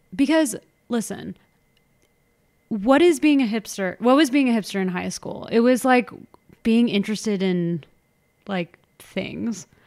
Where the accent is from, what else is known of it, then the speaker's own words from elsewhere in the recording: Orange County, California, United States; We grew up in Orange County.